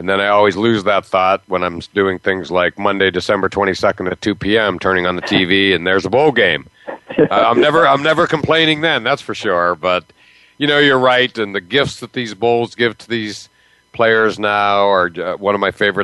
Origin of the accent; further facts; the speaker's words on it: near Penn State, Pennsylvania, United States; now in Massachusetts, United States; I grew up near Penn State. I live 20 minutes from BC now.